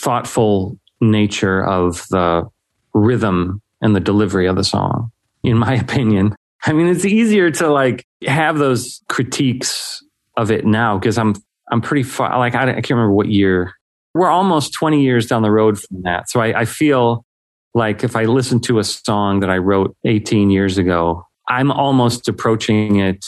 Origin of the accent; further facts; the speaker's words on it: Chicago area, Illinois, United States; also born or lived in Algonquin, Illinois; now in Aurora, United States; I've grown up in this area. I currently live in Aurora, but like lived in the Algonquin area for a long time.